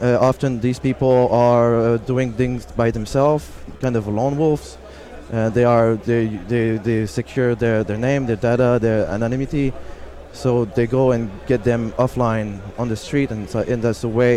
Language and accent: English; Canada; I'm from Canada.